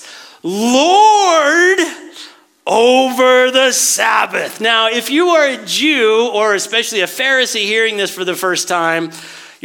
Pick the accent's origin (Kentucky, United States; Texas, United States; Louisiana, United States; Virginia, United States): Texas, United States; West; I was raised in West Texas